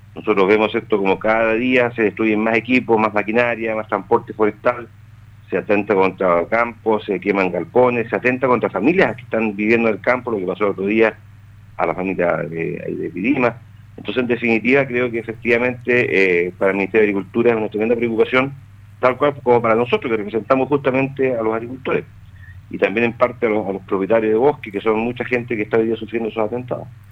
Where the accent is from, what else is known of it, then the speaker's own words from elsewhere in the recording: Chile; somos todos chilenos